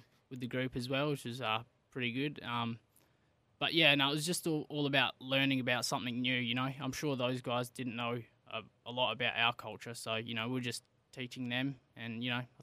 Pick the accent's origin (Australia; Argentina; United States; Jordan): Australia; Whyalla, South Australia; I'm from Wyala